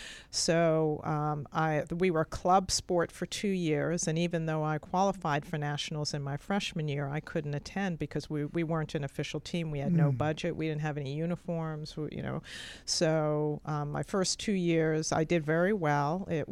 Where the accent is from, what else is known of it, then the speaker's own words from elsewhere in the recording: London, Ontario, Canada; also born or lived in New York City, United States; I grew up in London, Canada, and New York City.